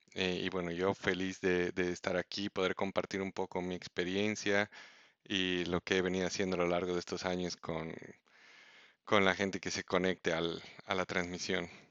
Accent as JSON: {"language": "Spanish", "country": "Bolivia", "also_born_or_lived": "Mexico", "first_language": "Spanish", "moved": "as an adult", "said": "yo siendo boliviano quería mm, eh, eventualmente, quiero eventualmente volver a ejercer en mi país"}